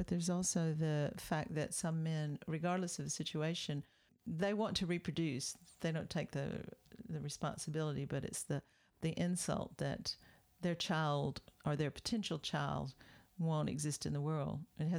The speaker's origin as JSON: {"language": "English", "region": "Deep South", "country": "United States", "tie": "born or raised there", "said": "When I was growing up in the Deep South in the 50s"}